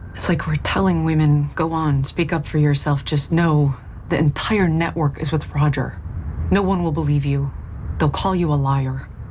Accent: Oslo, Norway; Jeg kommer fra Oslo

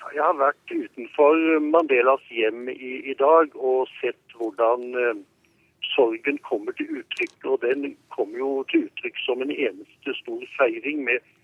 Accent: Norway; now in Johannesburg, South Africa; vi som nordmenn

